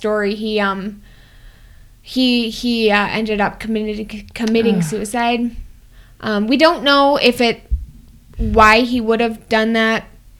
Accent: Wisconsin, United States; Oh, Wisconsin.

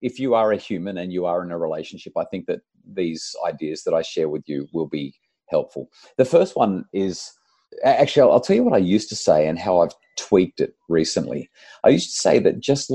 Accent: New South Wales Central Coast, Australia; I grew up on the New South Wales Central Coast

